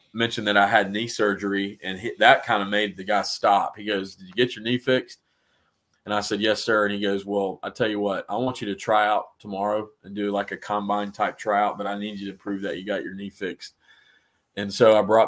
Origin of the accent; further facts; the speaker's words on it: Atlanta, Georgia, United States; I grew up in Atlanta